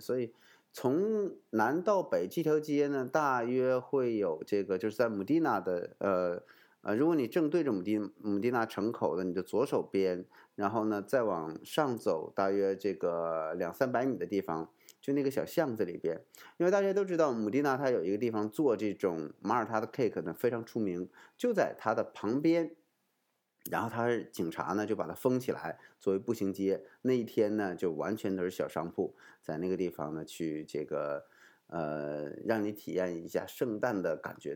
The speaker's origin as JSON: {"language": "Chinese", "country": "China", "moved": "yes", "lives_now": "Malta", "said": "我们中国人可能更喜欢吃这种，呃，团圆饭"}